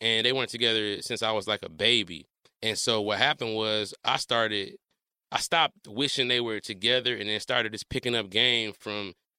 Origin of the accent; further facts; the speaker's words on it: Detroit, Michigan, United States; I'm from Detroit. I'm from Detroit, yeah.